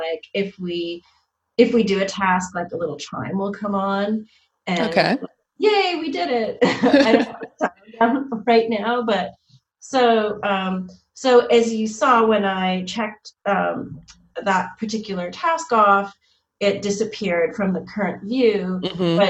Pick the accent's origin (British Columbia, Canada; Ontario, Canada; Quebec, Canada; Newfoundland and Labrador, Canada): Quebec, Canada; Montreal; I'm from Montreal